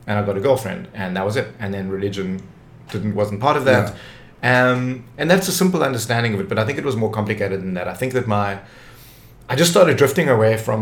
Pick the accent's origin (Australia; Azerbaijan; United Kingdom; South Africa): South Africa; Cape Town, Western Cape; I grew up in Tableview, which was like suburbia